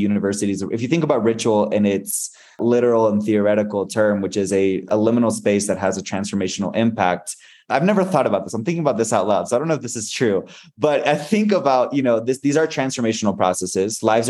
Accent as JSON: {"language": "English", "country": "Spain", "tie": "born or raised there", "also_born_or_lived": "Mexico", "said": "So I was born in Mexico and grew up in Spain. My parents are Christian missionaries. So I'm a son of Christian missionaries."}